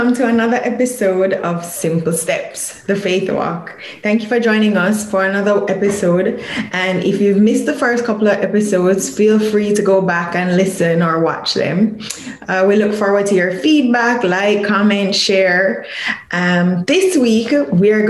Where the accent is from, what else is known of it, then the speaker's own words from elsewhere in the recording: Jamaica; growing up in Jamaica